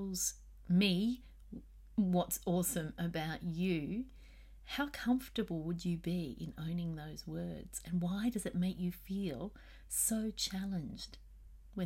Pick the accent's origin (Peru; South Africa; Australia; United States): Australia; here in Australia